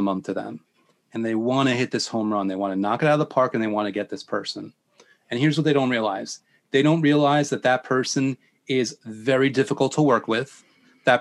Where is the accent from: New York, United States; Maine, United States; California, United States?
New York, United States; I'm from New York.